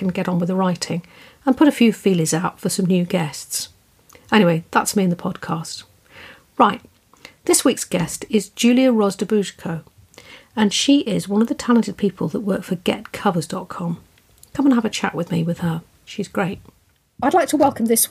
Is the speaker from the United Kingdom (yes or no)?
yes; southern England, United Kingdom; accent: soft little southern English; I'm British, as you can hear. And I have this soft little southern English accent.